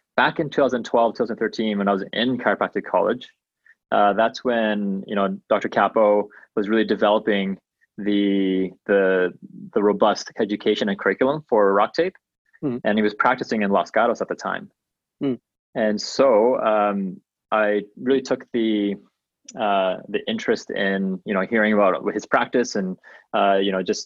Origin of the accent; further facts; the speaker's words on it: Malaysia; now in Calgary, Canada; We are both from Malaysia